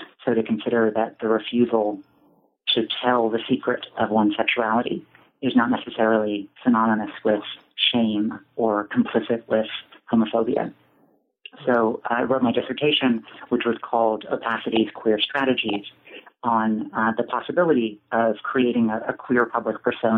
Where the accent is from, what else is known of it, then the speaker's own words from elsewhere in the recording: Boston, Massachusetts, United States; born there; And so I was born in Boston.